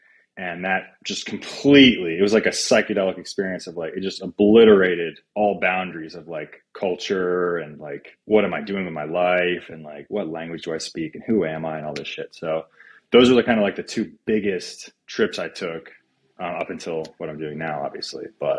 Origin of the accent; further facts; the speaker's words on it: Atlanta, Georgia, United States; From Atlanta, Georgia, man. Dirty South.